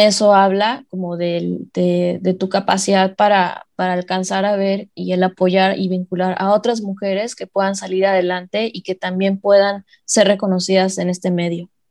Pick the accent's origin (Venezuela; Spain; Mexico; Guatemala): Mexico; nosotros como mexicanos